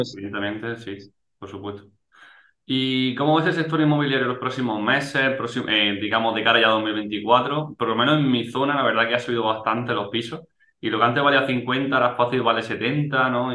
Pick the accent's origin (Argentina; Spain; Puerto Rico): Spain; Almería, Andalusia; yo soy de Almería